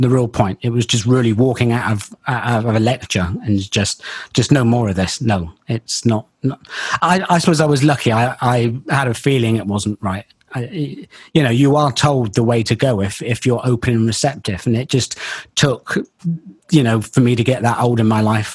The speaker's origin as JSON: {"language": "English", "town": "Bristol", "region": "South West England", "country": "United Kingdom", "accent": "Bristol", "said": "my Bristol accent comes out every now and again. It took me years to try and hide it, but it just does come out occasionally."}